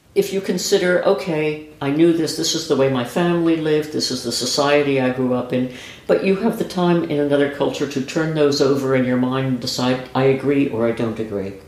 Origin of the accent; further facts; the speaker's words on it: New York, United States; moved away as an adult; also born or lived in Yemen; I'm from New York